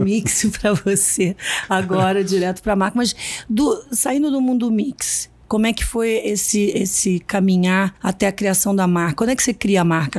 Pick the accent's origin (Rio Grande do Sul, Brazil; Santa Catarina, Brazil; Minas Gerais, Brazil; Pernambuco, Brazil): Minas Gerais, Brazil; eu sou mineira também